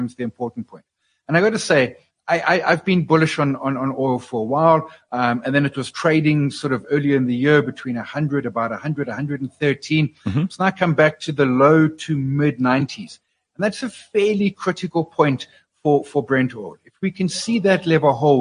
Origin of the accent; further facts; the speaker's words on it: South Africa; as a South African investor